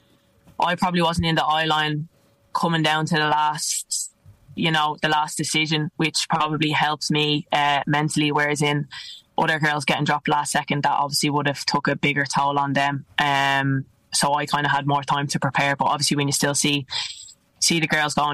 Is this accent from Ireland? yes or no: yes; Ireland; also born or lived in Italy; now in London, United Kingdom; us Irish